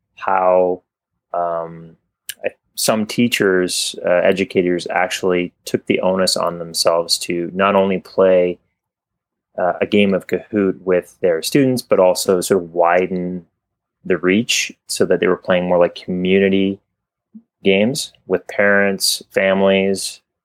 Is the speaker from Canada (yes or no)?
yes; Canada; I was Canadian, uh, maybe you can tell from my accent